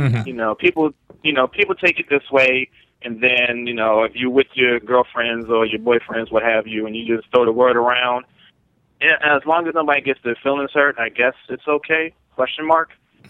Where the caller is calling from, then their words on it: Maryland, United States; from Maryland.